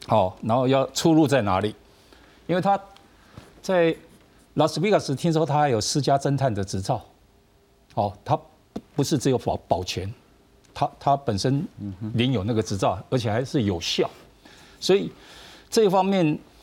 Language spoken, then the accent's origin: Chinese; Taiwan; 我们台湾人